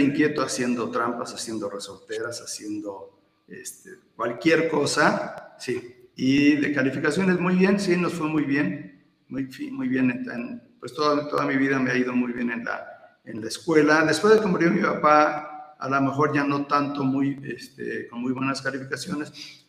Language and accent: Spanish; Atlixco, Puebla, Mexico; also born or lived in Veracruz / Querétaro; la mayor parte de mi vida la, la, crecí aquí en, Atlisco y después ya me, me fui a otros lugares, pero nuevamente estoy aquí en Atlisco.